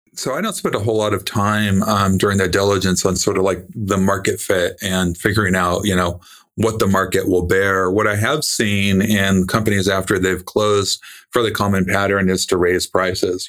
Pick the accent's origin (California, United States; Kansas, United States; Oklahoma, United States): California, United States; I was born in California